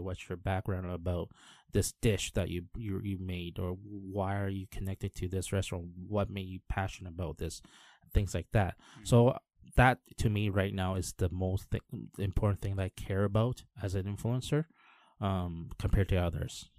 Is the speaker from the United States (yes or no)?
no; Canada; now in Taiwan; all my friends were basically English speakers back in Canada.